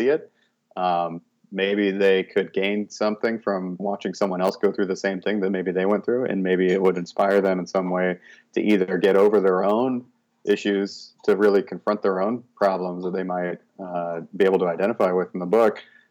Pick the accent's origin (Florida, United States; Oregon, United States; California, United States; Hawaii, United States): Oregon, United States; Corvallis; also born or lived in Portland, Oregon; I was born in Corvallis, Oregon.